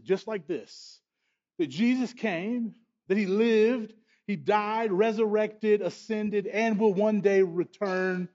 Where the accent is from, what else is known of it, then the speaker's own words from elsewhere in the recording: United States; as American people